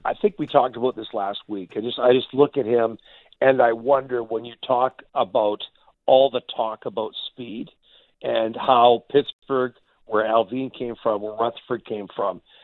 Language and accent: English; Canada; we're Canadian